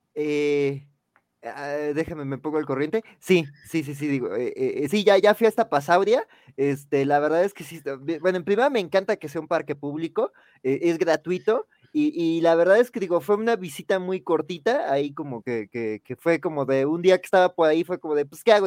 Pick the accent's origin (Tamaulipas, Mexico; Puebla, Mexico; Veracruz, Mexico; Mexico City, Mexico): Mexico City, Mexico; yo que soy de Xochimilco